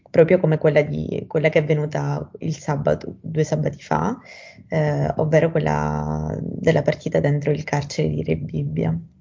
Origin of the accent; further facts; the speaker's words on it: Sicily, Italy; moved away as an adult; now in Rome, Italy; ho 18 anni, sono siciliana.